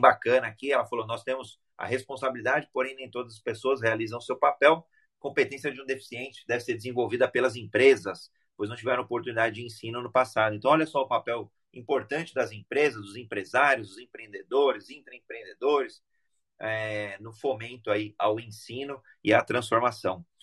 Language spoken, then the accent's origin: Portuguese; Brazil; eu sou brasileiro